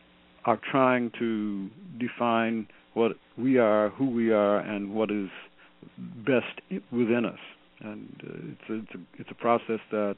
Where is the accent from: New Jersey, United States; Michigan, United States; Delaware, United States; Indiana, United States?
Michigan, United States; Detroit; moved away; also born or lived in Fort Myer, Virginia / Washington, D.C.; when I grew up in Detroit at Ebenezer